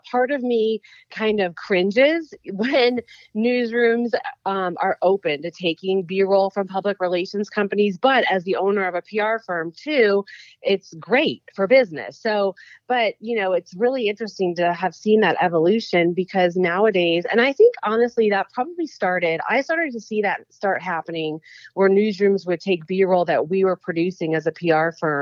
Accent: Sarasota, Florida, United States; I moved back to Sarasota, which was my hometown

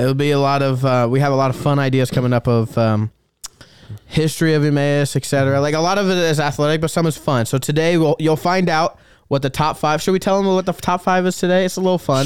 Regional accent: Des Moines, Iowa, United States; now in Dubuque, United States; I'm from Des Moines, and we have a really nice farmer's market in Des Moines

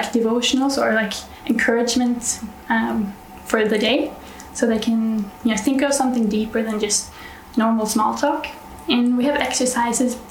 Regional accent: Norway; I'm from Norway, so northern part of Europe

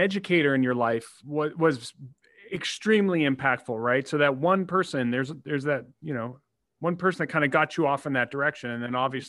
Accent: Brookfield, Ohio, United States; a born and bred in Brookfield, right? Both of us.

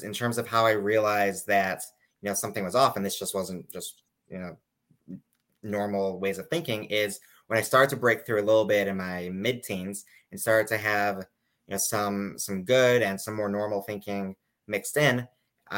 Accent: Chicago, Illinois, United States; moved away as an adult; now in New York, United States; I'm from Chicago initially. I came to New York about 9 years ago to study at Yeshiva University

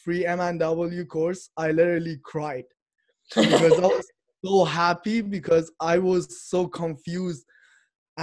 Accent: Iran; moved away as an adult; now in Canada; I'm from Iran and I'm living in Canada. I came here about 6 years ago

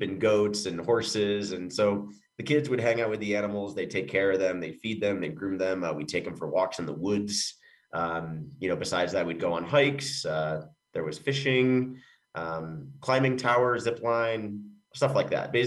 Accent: Upstate New York, United States; moved away as an adult; now in Colorado, United States; Upstate New York, born and raised. Grew up in a really, really, really small town, population of about 2,000 people

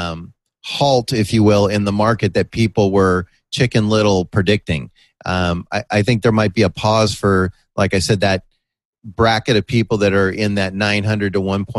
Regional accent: San Mateo, California, United States; moved away; also born or lived in La Jolla; In my hometown of San Mateo in the Bay Area

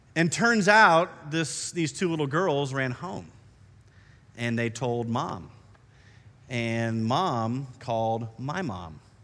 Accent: Iowa, United States; moved away; I grew up in Iowa, and we have some different trees up there.

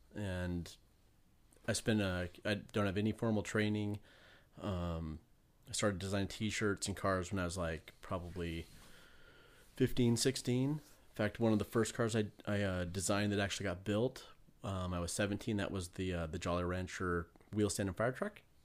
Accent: Spokane, Washington, United States; my hometown. Where at? Spokane

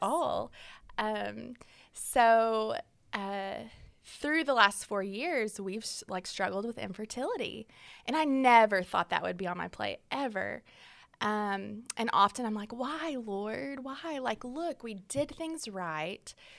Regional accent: Fort Smith, Arkansas, United States; I am from Fort Smith, Arkansas, born and raised there

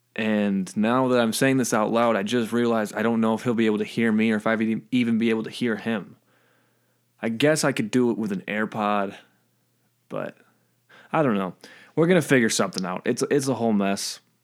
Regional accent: Michigan, United States; we're from Michigan

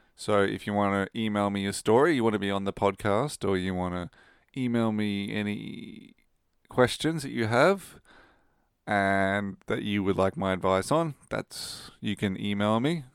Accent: Rockhampton, Queensland, Australia; moved away as an adult; now in Sweden; I come from Rockhampton in Queensland, and I've lived all up and down Queensland

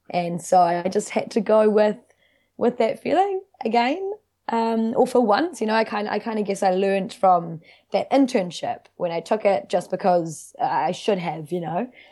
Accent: Wellington, New Zealand; moved away as an adult; also born or lived in Dunedin; now in Auckland, New Zealand; I grew up in Wellington City. uh, in Seatoon with my family

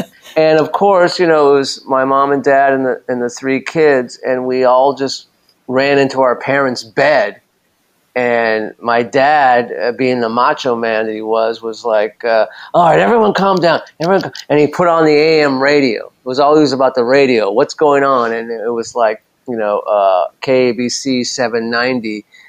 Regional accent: Los Angeles, California, United States; I grew up in West LA, like Mar Vista, Santa Monica.

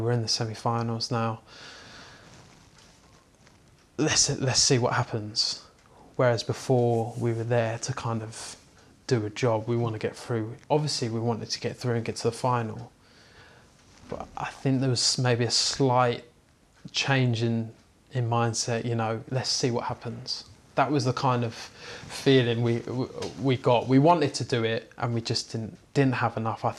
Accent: Buckinghamshire, South East England, United Kingdom; where I grew up in Buckinghamshire area

